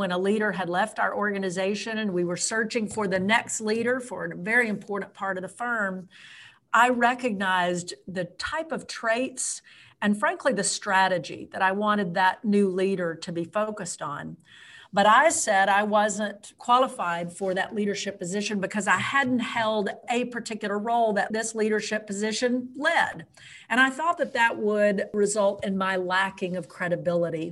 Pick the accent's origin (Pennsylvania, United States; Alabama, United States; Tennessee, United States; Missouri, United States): Tennessee, United States; Nashville; moved away; also born or lived in Virginia; I was raised in Nashville